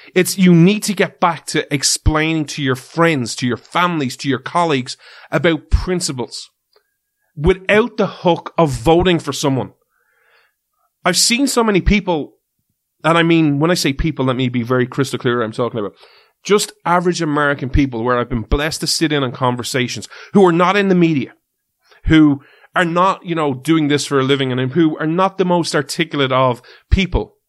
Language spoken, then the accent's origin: English; Ireland; we're from Ireland